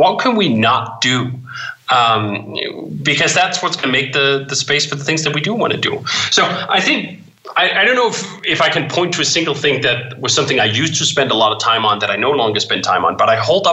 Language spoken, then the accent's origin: English; Denmark; growing up in Denmark